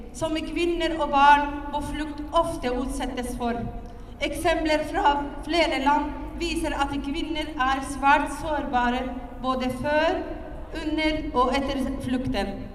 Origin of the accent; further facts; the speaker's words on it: Syria; now in Norway; jeg kommer fra Syria